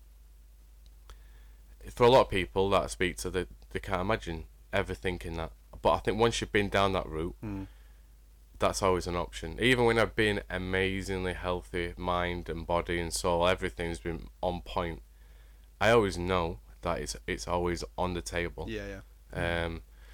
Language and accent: English; Wakefield, Yorkshire and the Humber, United Kingdom; I'm from Wakefield area, West Yorkshire.